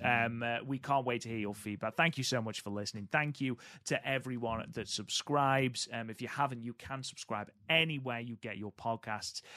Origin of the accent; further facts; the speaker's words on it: United Kingdom; I'm British.